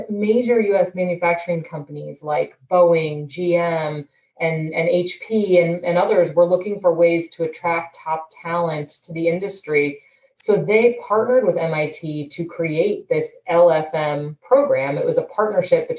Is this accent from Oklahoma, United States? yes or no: no; St. Louis, Missouri, United States; moved away as an adult; also born or lived in Washington, D.C.; I grew up in St. Louis, left St. Louis for college